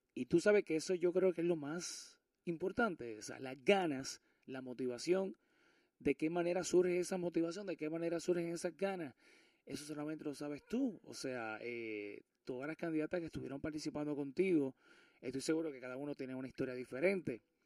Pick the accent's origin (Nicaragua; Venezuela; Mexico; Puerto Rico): Puerto Rico; moved away; hoy los micrófonos están en Puerto Rico, me encuentro en mi tierra, en mi querida isla del encanto